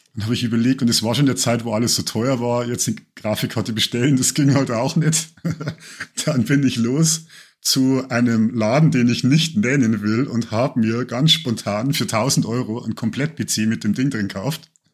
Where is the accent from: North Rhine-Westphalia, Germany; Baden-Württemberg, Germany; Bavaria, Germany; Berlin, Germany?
Bavaria, Germany; Lower